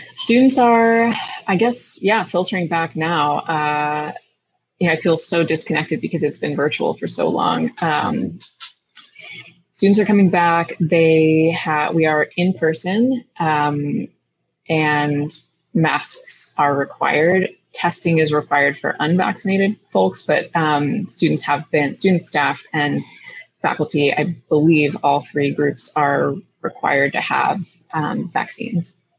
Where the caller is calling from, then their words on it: New Haven, Connecticut, United States; I'm calling in from New Haven, Connecticut